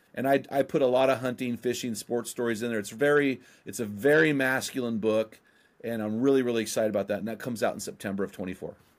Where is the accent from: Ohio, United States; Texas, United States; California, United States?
California, United States; San Luis Obispo; now in Oregon, United States; I'm from San Lu, where the Santa Maria Ste-, seasoning, uh, style was invented